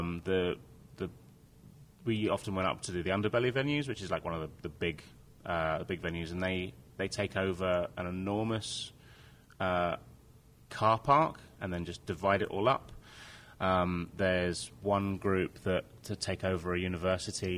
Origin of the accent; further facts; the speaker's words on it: Brighton, South East England, United Kingdom; My hometown Brighton has a Fringe